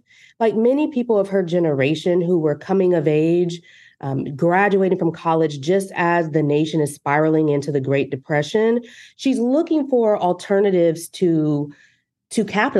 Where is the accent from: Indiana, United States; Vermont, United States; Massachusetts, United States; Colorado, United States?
Indiana, United States; Fort Wayne; Now, you know, I'm a Midwesterner.